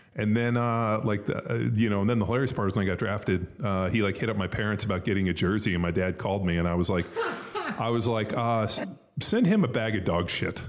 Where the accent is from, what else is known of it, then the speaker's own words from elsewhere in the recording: Southern California, United States; I grew up in Southern California in a very affluent area